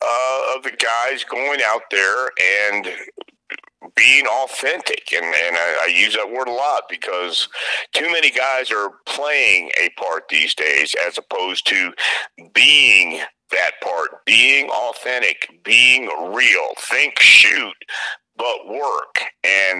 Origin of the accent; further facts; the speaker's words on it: Houston, Texas, United States; I grew up in the Sam Houston Coliseum from the time I was 10 years old